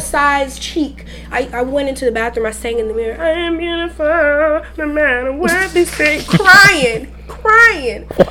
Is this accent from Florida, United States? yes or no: yes; the Everglades, Florida, United States; I grew up in the Everglades pretty much.